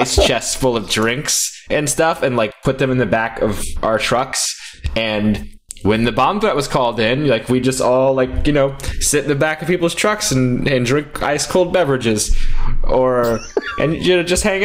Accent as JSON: {"language": "English", "region": "Texas", "country": "United States", "tie": "born or raised there", "said": "I grew up in Texas"}